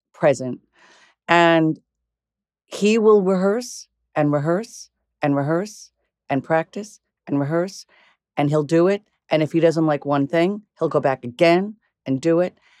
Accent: Commack, New York, United States; also born or lived in Flushing, New York; I was born in Flushing, but I ended up basically, from four years old on, I was in Comac, Long Island

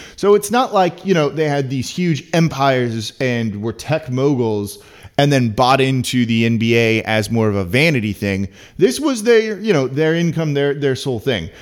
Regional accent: Los Angeles, California, United States; now in New Orleans, United States; I'm from Los Angeles.

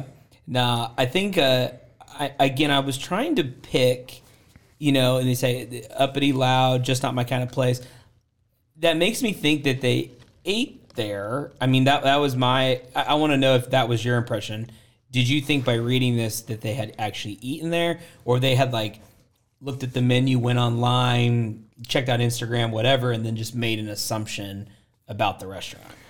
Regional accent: Portland, Oregon, United States; moved away as an adult; now in Waco, United States; I grew up in Portland, Oregon is where I'm from

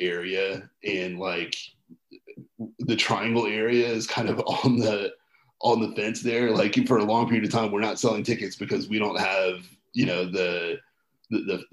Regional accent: North Carolina, United States; I've born and raised in North Carolina

